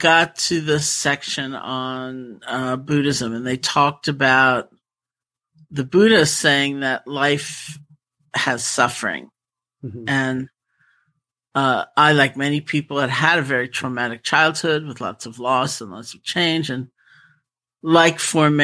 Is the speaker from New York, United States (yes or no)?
yes; New York City, New York, United States; I grew up in New York City